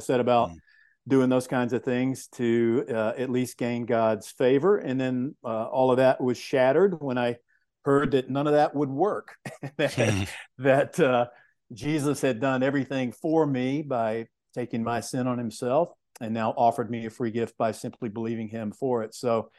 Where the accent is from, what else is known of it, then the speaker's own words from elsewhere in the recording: Georgia, United States; but I was raised in Georgia. And the way that I describe it is a very loving home.